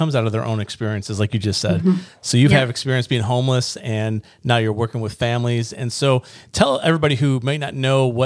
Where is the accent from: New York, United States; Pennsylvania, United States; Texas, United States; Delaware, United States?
New York, United States; Niagara Falls; moved away; I'm from Niagara Falls